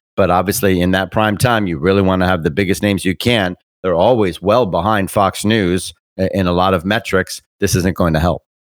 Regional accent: Bermuda; I'm a British British person. I was born in Bermuda.

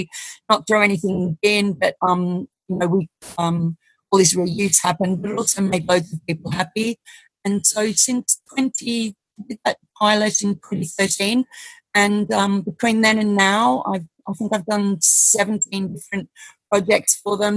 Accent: Australia; moved away; I'm Australian

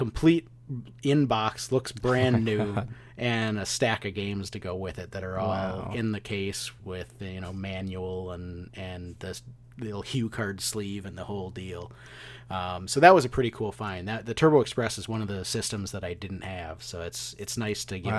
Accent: Midwest, United States; now in East Coast, United States; And it seems like it was more widely known here on the East Coast than it was certainly when I was growing up in the Midwest.

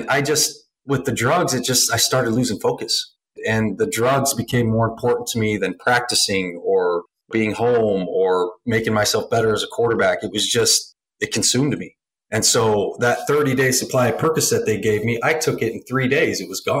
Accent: Arizona, United States; got to go home to Arizona to the Cardinals, play in front of my hometown and all my friends and family.

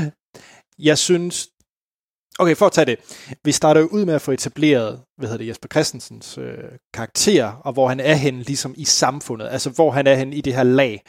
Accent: West Jutland, Denmark; jeg var hjemme i Vestjylland

